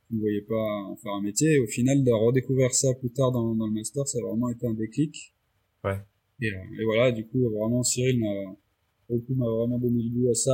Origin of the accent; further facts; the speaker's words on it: Réunion; moved away as an adult; now in Lyon, France; à l'origine, je viens de La Réunion. Et je suis arrivé à Lyon pour mes études il y a, il y a maintenant 13 ans.